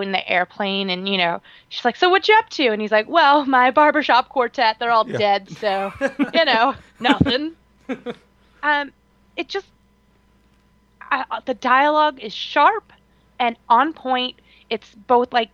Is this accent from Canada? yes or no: yes; Canada; as a Canadian